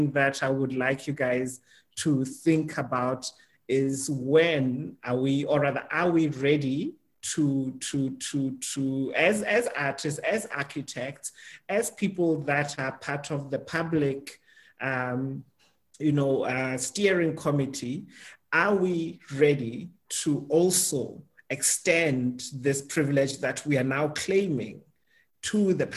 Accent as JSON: {"language": "English", "country": "South Africa", "said": "as a South African"}